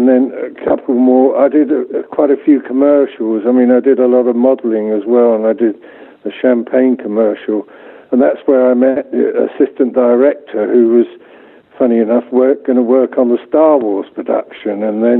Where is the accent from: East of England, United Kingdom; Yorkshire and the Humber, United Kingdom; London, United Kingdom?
London, United Kingdom; Hampton; also born or lived in Salonika, Greece / Kent; now in -; My father and mother, they were posted to Greece. They were in the British Army, and I was born in Salonika and lived there for about 4 years. And then we returned to the UK when I was four. We lived in Kent, just outside London.